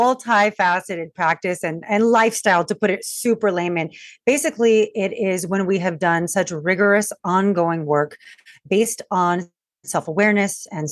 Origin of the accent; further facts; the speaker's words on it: Long Beach, California, United States; I'm from Long Beach, California.